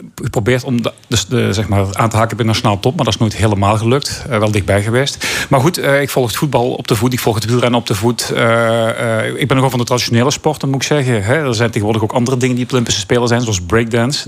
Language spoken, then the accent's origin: Dutch; Belgium; moved away; ik ben opgegroeid in België